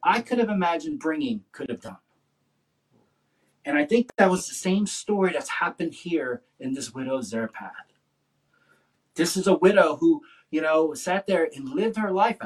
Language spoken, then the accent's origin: English; the South, United States; I'm kind of from the South, and in the South, we're just taught you're just always just nice